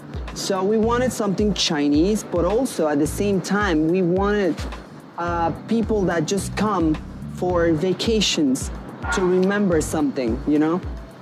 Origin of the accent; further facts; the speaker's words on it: Mexico City, Mexico; moved away as an adult; now in Shenzhen, China; I'm from Mexico. From Mexico. Mexico City.